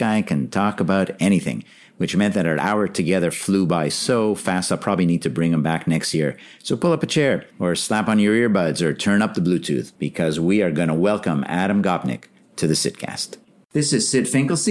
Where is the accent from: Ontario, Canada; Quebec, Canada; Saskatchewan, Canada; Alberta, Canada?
Quebec, Canada; Montreal; moved away as an adult; also born or lived in New York / Paris; now in Hanover, United States; I grew up in Montreal, moved to New York in the 1980s, and lived in Paris for a time as well.